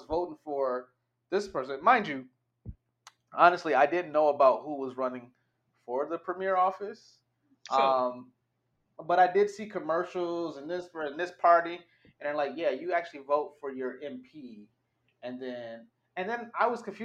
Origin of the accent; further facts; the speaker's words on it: United States; now in Canada; I'm an American that moved to Canada